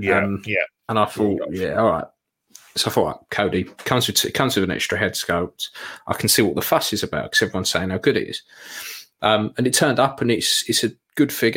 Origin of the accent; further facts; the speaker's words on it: United Kingdom; We're British, mate